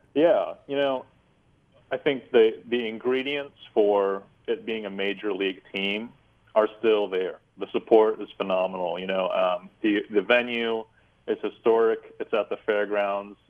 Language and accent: English; San Jose, California, United States; now in Sacramento, United States; I was born and raised in the, uh, you know in San Jose, which is two hours away